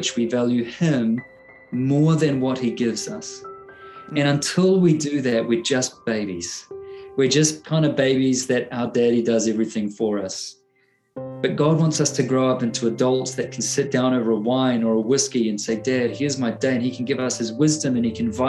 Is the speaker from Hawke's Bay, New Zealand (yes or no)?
no; Auckland, New Zealand; I grew up in a beach town in the largest city of New Zealand, in Auckland City